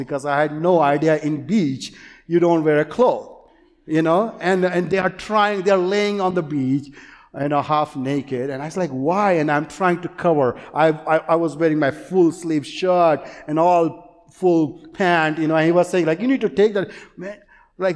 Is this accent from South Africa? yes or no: no; India; English is a second language; moved away; I grew up in India